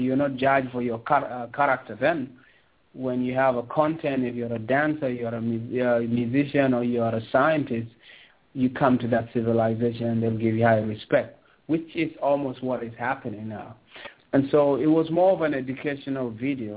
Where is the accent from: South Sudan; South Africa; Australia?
South Sudan; also born or lived in Sudan; now in Toronto, Canada; I'm from Kush, you know, I'm from where the civilization begins